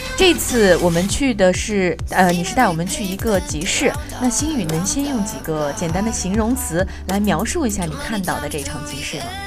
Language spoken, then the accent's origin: Chinese; northern China, China; now in Jinhua, China; 我作为一个北方人呢，其实我不是很喜欢吃甜食的